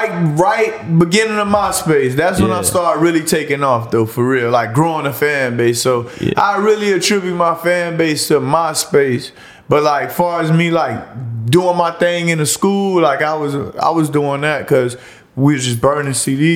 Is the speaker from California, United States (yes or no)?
no; Miami, Florida, United States; born there; I was born in Liberty City more so. A lot of my family from what my family is from Liberty City. A lot of my close friends from Liberty City. I grew up everywhere, I like to say it.